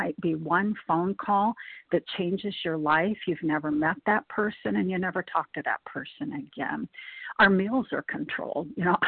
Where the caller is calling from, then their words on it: Nebraska, United States; I'm calling in from Nebraska.